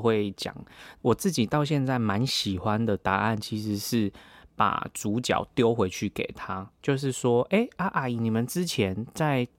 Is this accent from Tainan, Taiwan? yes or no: yes; Tainan, Taiwan; also born or lived in Alian, Kaohsiung; 我只是哦在台南出生